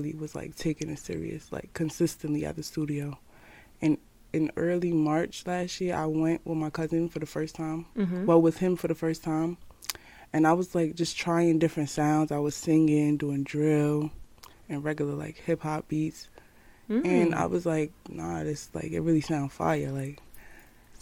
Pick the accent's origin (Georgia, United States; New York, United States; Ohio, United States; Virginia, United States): New York, United States; New York City; I'm from Brooklyn, New York, Marcy Houses